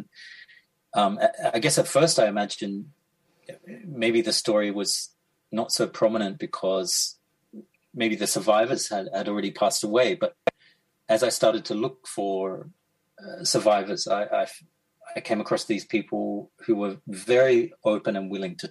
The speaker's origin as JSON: {"language": "English", "country": "Australia", "tie": "born or raised there", "moved": "as an adult", "lives_now": "Tokyo, Japan", "said": "when I was growing up in Australia"}